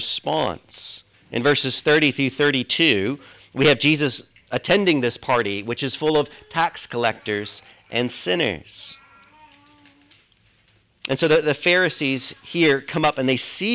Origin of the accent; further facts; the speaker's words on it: United States; also born or lived in Britain; now in United Kingdom; I'm an American